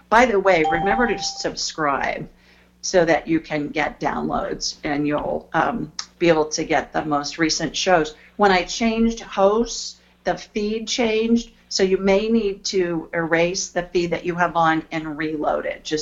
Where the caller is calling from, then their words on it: Collinsville, Illinois, United States; I'm calling from Collinsville, Illinois.